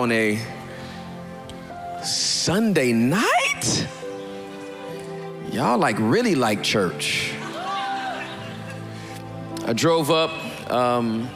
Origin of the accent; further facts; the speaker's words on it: California, United States; I'm from Cali